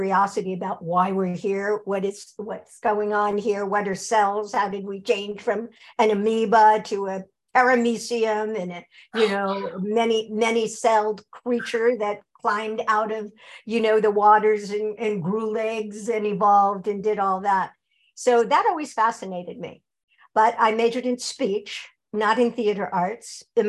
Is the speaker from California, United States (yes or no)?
yes; Long Beach, California, United States; born there; So I was born in Long Beach, California.